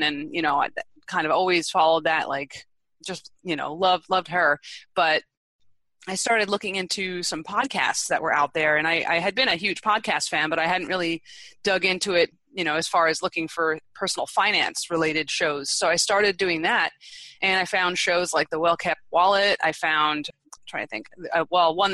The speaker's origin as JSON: {"language": "English", "region": "East Coast", "country": "United States", "moved": "yes", "said": "I'm originally from the East Coast"}